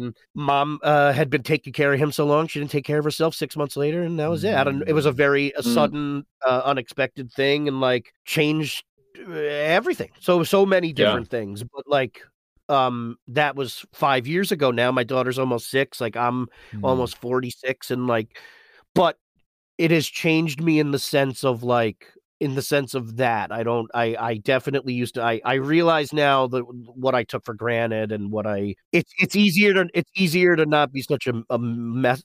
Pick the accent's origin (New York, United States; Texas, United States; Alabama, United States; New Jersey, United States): New York, United States; moved away; I grew up in New York. I miss it a great, great deal